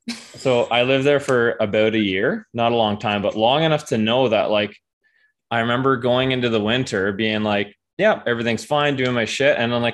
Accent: Ontario, Canada; moved away as an adult; also born or lived in Banff; now in Victoria, Canada; I moved from Ontario, like, that's where I'm from. Mm-hmm. I moved from there like 6 months ago and now I'm in BC.

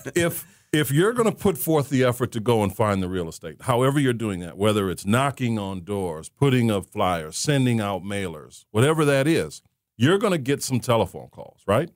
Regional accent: Saint Paul, Minnesota, United States; I was born and raised in Saint Paul, Minnesota

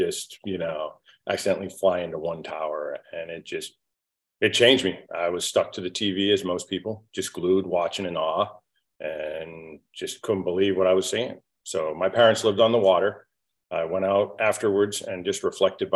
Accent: just south of Boston, Massachusetts, United States; I was born in the Northeast, just south of Boston, hardworking blue-collar family. My father was a builder, built houses, and we were very self-reliant.

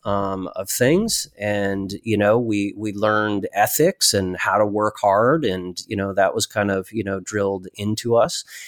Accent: Connecticut, United States; I grew up in Connecticut

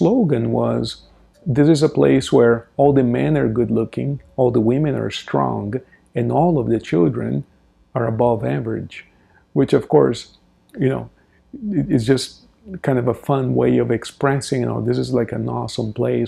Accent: Brazil; moved away; I remember when I was a child in Brazil, I grew up in Brazil

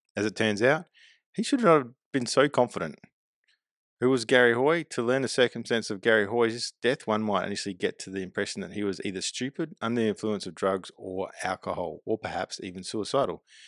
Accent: Adelaide, South Australia, Australia; also born or lived in West Lakes / Murray Bridge / Port Pirie / Glenelg; I was born in Adelaide. Grew up in my formal years, I guess, at West Lakes, but moved around a lot, living in Murray Bridge and Port Pirie

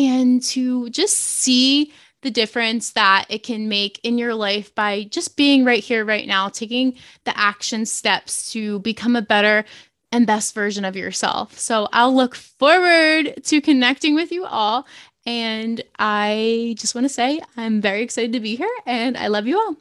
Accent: New Jersey, United States; I'm from New Jersey

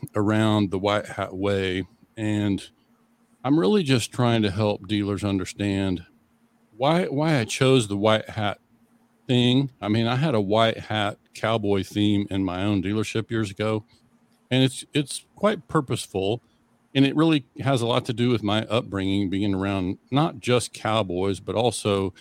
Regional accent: Western Oklahoma, United States; growing up in Western Oklahoma, that's farm country

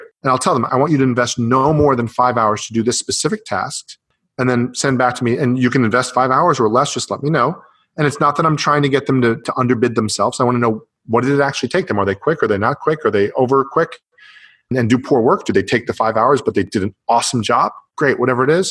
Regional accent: Canada; now in United States; I'm from the US, I live in the US, or actually I'm from Canada

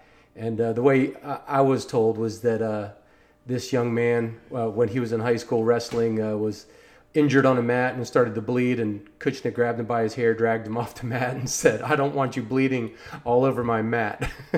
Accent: Silver Spring, Maryland, United States; now in Outer Banks, United States; well, I'm from Maryland, and I went to high school in Silver Spring.

